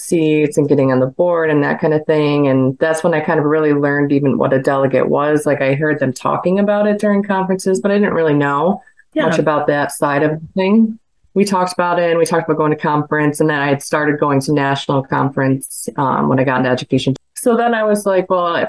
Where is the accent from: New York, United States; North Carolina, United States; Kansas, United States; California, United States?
New York, United States; I'm from New York